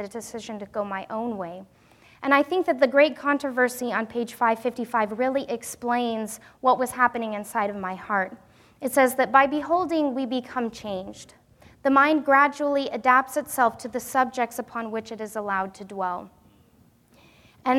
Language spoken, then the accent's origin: English; Wyoming, United States; moved away; also born or lived in Pacific Northwest; growing up in Wyoming